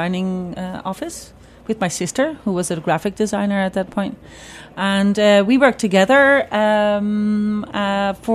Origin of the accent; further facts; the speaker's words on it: Ireland; also born or lived in Netherlands; now in Amsterdam, Netherlands; growing up in Ireland, there was not a lot of food, or it was a very poor time